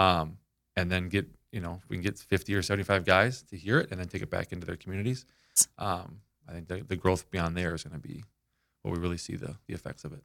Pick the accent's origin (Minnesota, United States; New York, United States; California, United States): Minnesota, United States; Minneapolis; moved away as an adult; also born or lived in Saint Cloud, Minnesota; I was born and raised up in Minneapolis